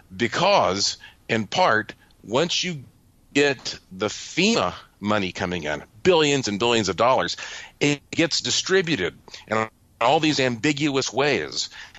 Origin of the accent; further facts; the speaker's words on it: North Carolina, United States; growing up in North Carolina, I was always intrigued by these stories about the gray man